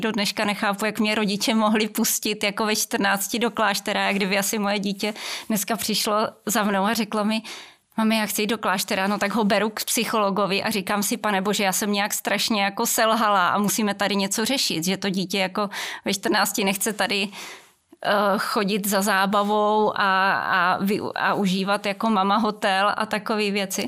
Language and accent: Czech; near Velké Meziříčí, Vysočina Region, Czechia; já pocházím z Vysočiny, konkrétně od Velkého Meziříčí, z malé vesničky